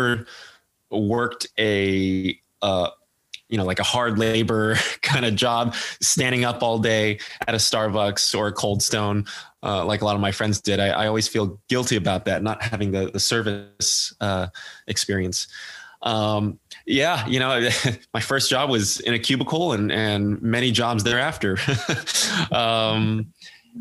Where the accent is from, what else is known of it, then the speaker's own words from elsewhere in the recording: Foster City, California, United States; moved away as an adult; now in New York City, United States; I grew up in the Bay Area. I grew up in Foster City